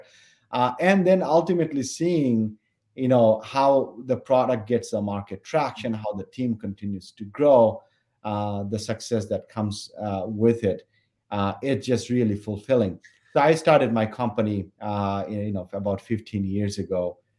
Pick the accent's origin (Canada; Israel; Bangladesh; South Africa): Bangladesh; moved away as an adult; now in Minnesota, United States; when I was growing up in Bangladesh, it's a tropical place.